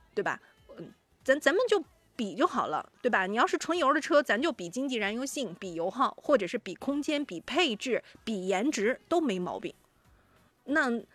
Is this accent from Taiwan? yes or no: no; China; 我们中国人